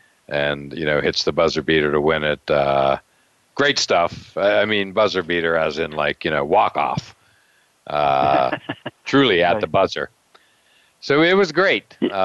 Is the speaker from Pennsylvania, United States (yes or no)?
yes; Pennsylvania, United States; now in Boston, United States; I'm from Pennsylvania, so I've always liked Villanova.